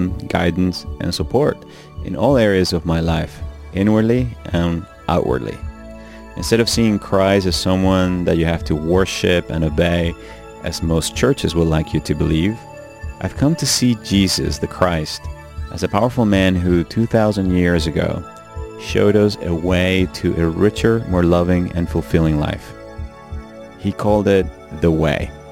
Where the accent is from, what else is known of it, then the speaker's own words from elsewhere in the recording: Venezuela; When I was a little child growing up in Venezuela